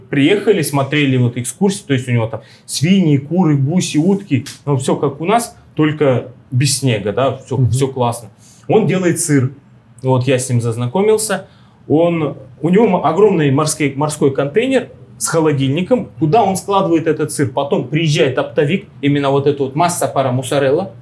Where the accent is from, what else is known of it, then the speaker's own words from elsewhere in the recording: Russia; now in Argentina; мы же из России